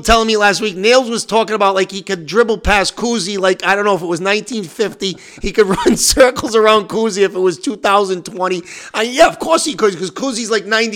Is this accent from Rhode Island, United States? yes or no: yes; Johnston, Rhode Island, United States; my hometown, Johnston Panthers